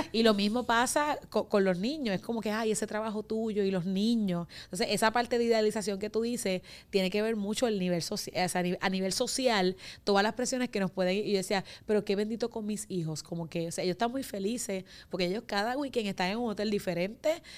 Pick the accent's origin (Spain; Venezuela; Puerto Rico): Puerto Rico; Humacao; yo soy de la isla, que no sé de qué isla, porque de la isla somos todos, eh, yo soy de Humacao